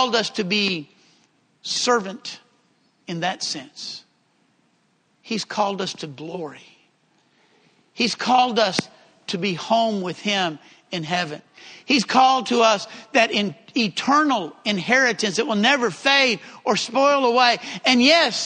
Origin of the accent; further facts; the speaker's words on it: Texas, United States; accent: southern; he knew I was from one of the southern states. And when I said Texas, he said, I could have guessed that.